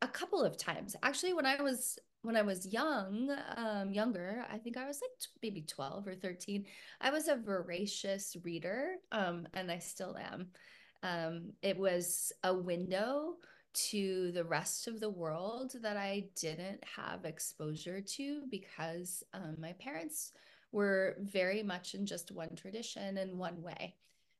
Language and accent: English; Puerto Rico; born there; Originally, I was born in Puerto Rico. My parents were working in the mission field for 5 years with a Christian church.